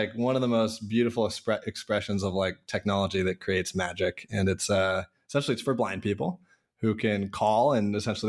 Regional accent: Issaquah, Washington, United States; Yeah, I grew up in Issaquah, Sammamish area.

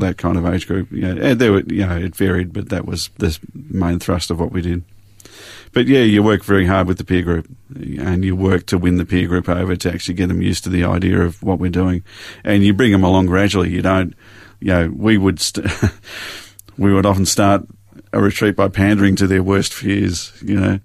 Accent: Springvale, Victoria, Australia; also born or lived in Glen Waverley; now in Yarra Valley, Australia; did most of my growing up in Springvale

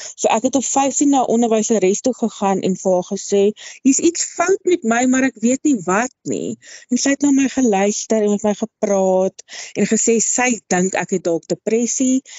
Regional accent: Wepener, Free State, South Africa; Ek het grootgeword in die klein dorpie Weppener in die Vrystaat. Ek is 'n Vrystater in murg en been.

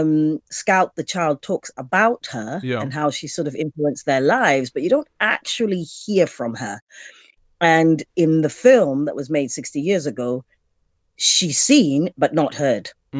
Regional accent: South Africa; for me, you know, as being a being an African, being a South African, being a black woman.

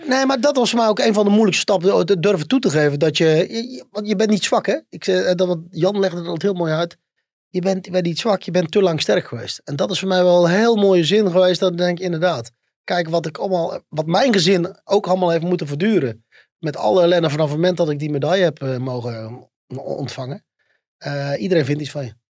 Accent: North Brabant, Netherlands; bij ons in Brabant

